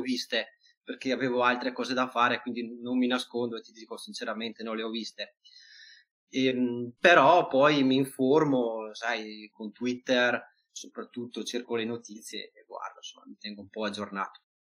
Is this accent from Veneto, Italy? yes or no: yes; Verona, Veneto, Italy; anche io stesso sono di Verona